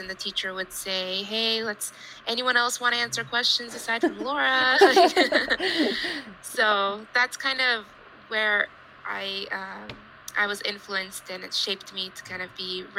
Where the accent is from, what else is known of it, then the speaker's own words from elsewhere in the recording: Houston, Texas, United States; I grew up in Houston, Texas